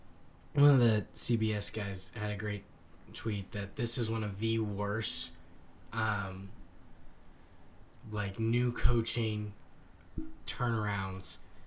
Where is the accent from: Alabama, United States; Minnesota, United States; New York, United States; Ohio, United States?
Ohio, United States; growing up in Ohio, being around Miami, Ohio, and Bowling Green